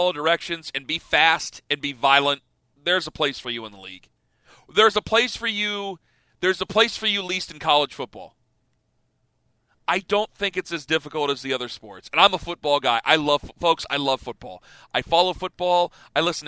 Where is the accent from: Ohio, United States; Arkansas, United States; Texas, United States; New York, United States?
Ohio, United States; Canton; where I'm from Canton, Ohio